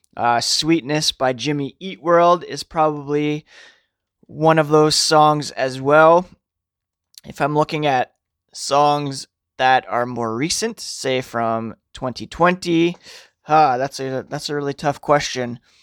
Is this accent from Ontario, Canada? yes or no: yes; Ottawa, Ontario, Canada; I grew up in Ottawa